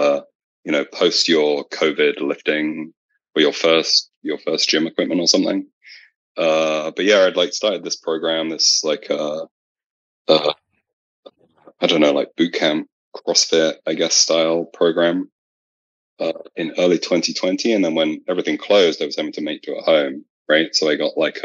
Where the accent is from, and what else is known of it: England, United Kingdom; moved away as an adult; now in California, United States